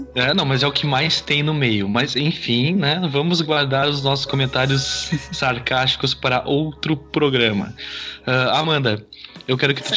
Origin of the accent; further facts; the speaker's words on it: Taquara, Rio Grande do Sul, Brazil; now in Três Coroas, Brazil; Eu sou natural de Taquara, no Rio Grande do Sul